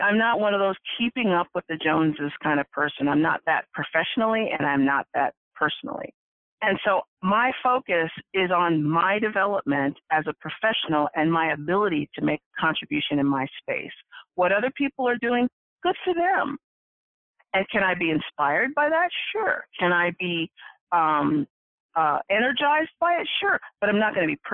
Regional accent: Orange County, California, United States; I grew up in Orange County

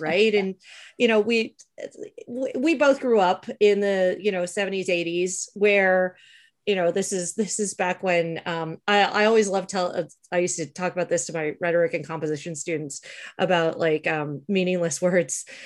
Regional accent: Canada; growing up in Canada

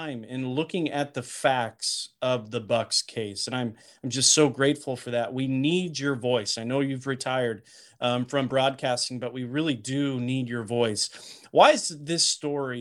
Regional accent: Illinois, United States; This is my home state as well.

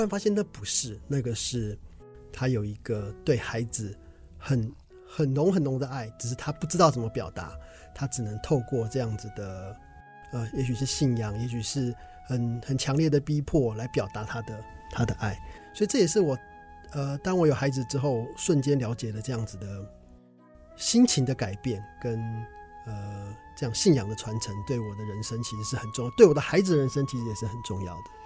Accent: Taichung, Taiwan; 我高中念台中一中，是我台中人

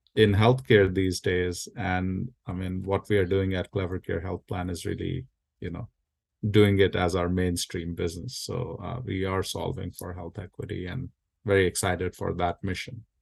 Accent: India; now in United States; I was born and raised in India. I'm a first generation immigrant here in the U S

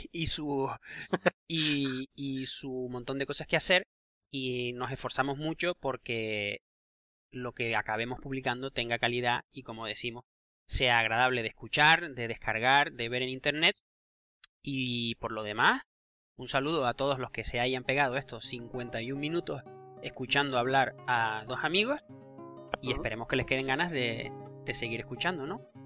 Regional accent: Canary Islands, Spain; accent: Canarian; moved away; haber nacido y crecido en las Islas Canarias

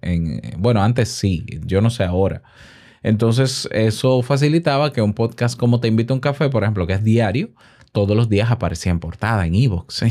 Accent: Dominican Republic; mi podcast, que es dominicano, hecho en Santo Domingo

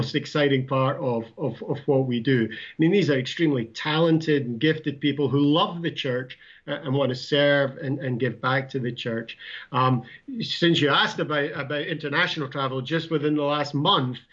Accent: Scotland, United Kingdom; now in United States; I'm from New Jersey. I actually originally I'm from Scotland

